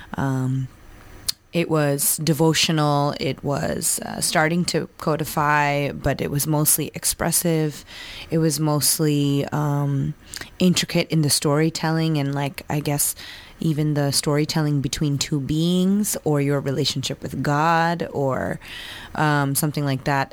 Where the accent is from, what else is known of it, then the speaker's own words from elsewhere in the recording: New Jersey, United States; I grew up in New Jersey.